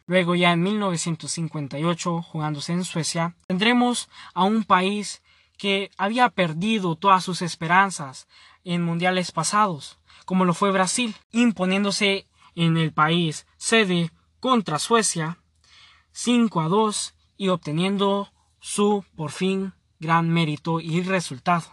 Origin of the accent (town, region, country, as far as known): Honduras